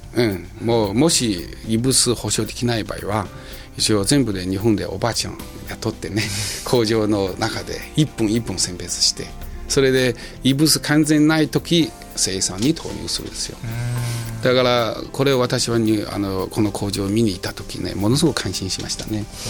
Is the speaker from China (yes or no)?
yes; China; Japanese is a second language; moved away as an adult; now in Japan; 自分はもう中国人ですから